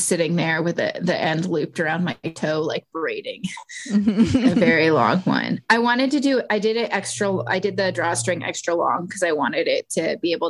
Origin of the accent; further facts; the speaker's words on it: Texas, United States; moved away; I was born in Texas, and as much as I don't think I could move back